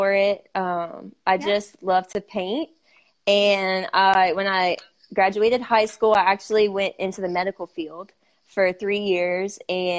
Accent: South Louisiana, United States; I'm from South Louisiana.

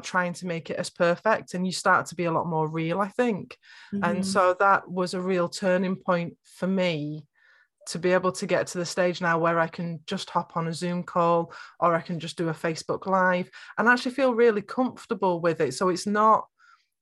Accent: North West England, United Kingdom; I'm from Northwest England. I've got very flat vowels.

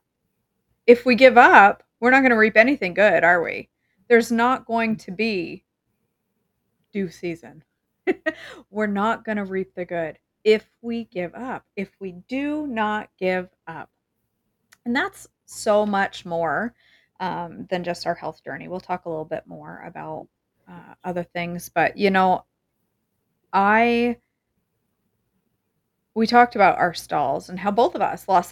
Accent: Maine, United States; I'm from Maine

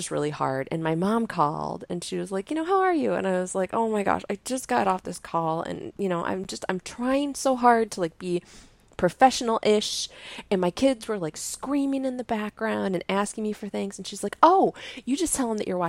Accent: Indiana, United States; No, I'm from Indiana and I like flutes and journaling.

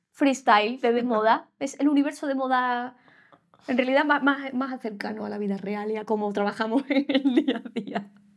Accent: Seville, Andalusia, Spain; somos los dos de Sevilla

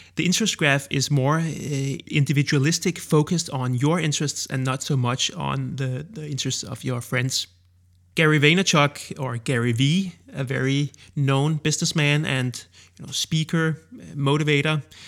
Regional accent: Denmark; accent: Danish; first language Danish; English is a second language; I created Danish ones in my own native language.

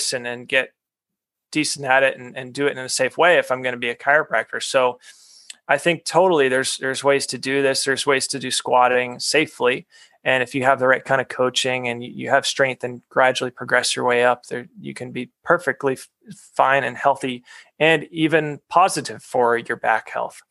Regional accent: New England, United States; I grew up in New England

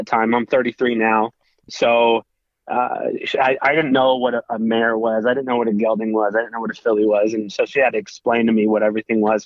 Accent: Woodburn, Oregon, United States; also born or lived in Portland, Oregon; And so I grew up in Woodburn, Oregon, and went to high school there

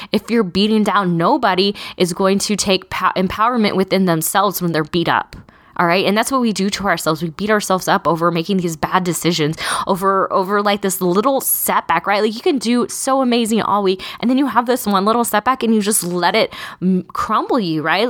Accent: Texas, United States; I'm also from Texas

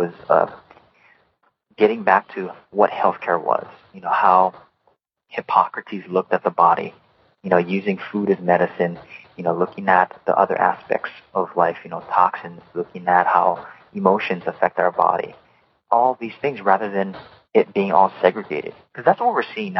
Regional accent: Hawaii, United States; moved away as an adult; also born or lived in Oregon; I was born and raised in Hawaii and grew up in the beautiful state, the 50th state

